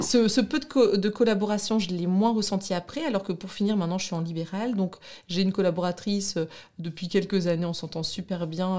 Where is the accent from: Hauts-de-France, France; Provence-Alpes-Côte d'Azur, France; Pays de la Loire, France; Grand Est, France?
Hauts-de-France, France; Douai; accent: ch'ti; also born or lived in Brussels, Belgium; now in Lille, France; je suis de, Douai, donc du nord de la France, une vraie ch'ti